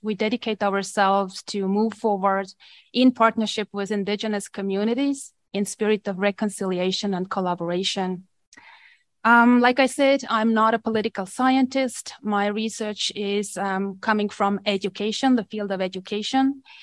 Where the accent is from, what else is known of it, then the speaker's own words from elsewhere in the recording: Estonia; accent: Eastern European; English is a second language; also born or lived in Manitoba, Canada; now in Canada; I have a privilege of coming from Eastern Europe. I'm originally from Estonia